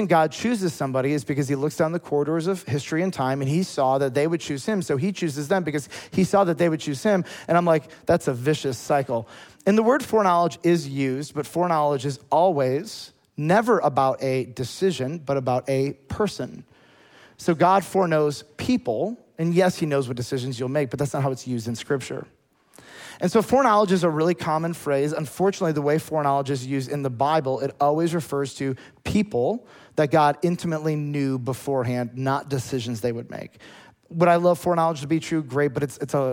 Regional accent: United States; As an American

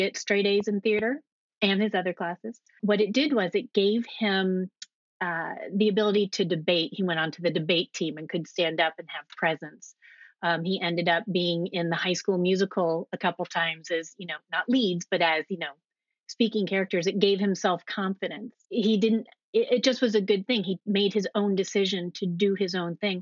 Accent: United States; also born or lived in Alexandria, Virginia; I grew up right outside of Washington, D.C., inside the Beltway.

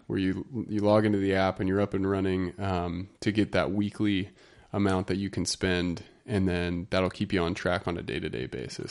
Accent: Utah, United States; moved away as an adult; I'm from Utah. I haven't been out here long enough

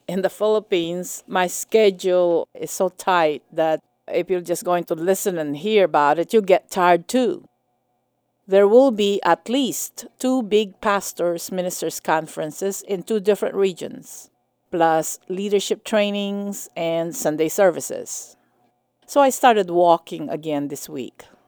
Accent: United States; as an American and as a minister of the gospel

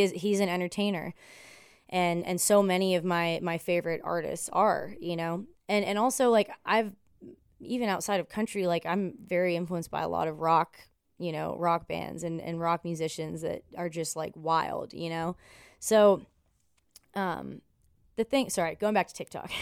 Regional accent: Ontario, Canada; moved away as an adult; also born or lived in Buffalo, New York; now in Nashville, United States; I'm from Ontario

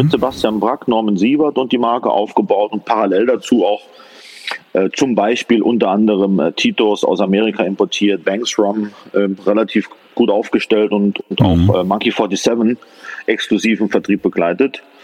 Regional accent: Saarland, Germany; also born or lived in Paderborn; Bin geboren im schönen Saarland, äh, dort als Sohn eines Fachgroßhändlers

